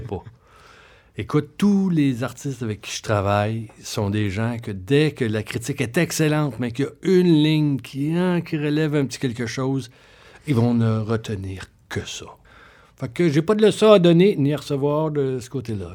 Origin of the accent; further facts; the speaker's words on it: Saint-Hyacinthe, Quebec, Canada; moved away; je viens de Saint-Hyacinthe. Hein, fait que je connaissais bien ma ville